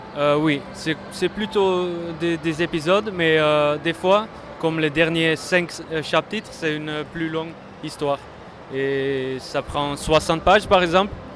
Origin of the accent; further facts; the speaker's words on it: Netherlands; je viens de la Hollande